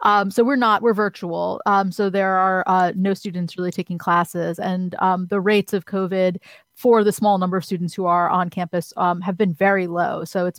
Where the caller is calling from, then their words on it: Newark, New Jersey, United States; I'm calling in from Newark, New Jersey, which is the largest city in New Jersey, for folks that don't know.